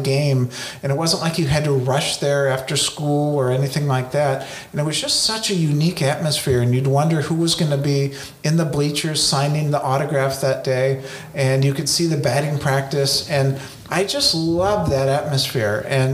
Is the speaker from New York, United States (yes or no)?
no; South Pasadena, California, United States; I grew up in South Pasadena